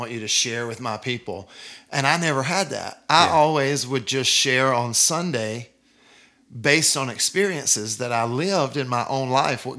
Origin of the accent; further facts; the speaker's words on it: Deep South, United States; I'm from the Deep South, and I'm from, like, the buckle of the Bible Belt